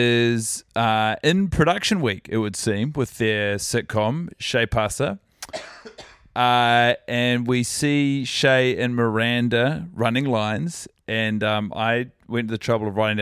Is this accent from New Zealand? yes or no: yes; Christchurch, Canterbury, New Zealand; now in Auckland, New Zealand; I'm from Christchurch, but I'm an Aucklander.